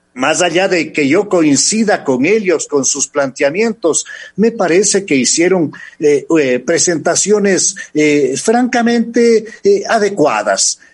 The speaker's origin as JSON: {"language": "Spanish", "country": "Ecuador", "said": "nosotros como ecuatorianos"}